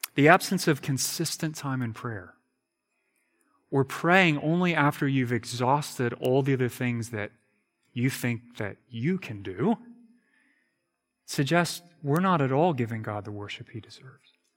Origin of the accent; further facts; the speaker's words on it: United States; I'm an American